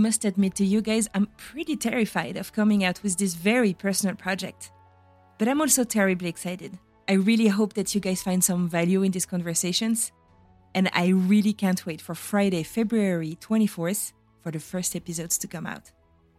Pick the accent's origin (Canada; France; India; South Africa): France; first language French; English is a second language; now in United States; in France, where I'm from, and in the US, where I am.